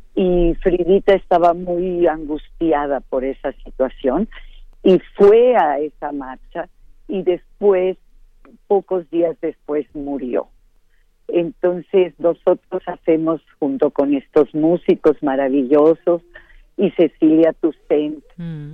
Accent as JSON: {"language": "Spanish", "town": "Mérida", "region": "Yucatán", "country": "Mexico", "tie": "born or raised there", "said": "Yo nací en Mérida, Yucatán, y todos los que nacemos ahí"}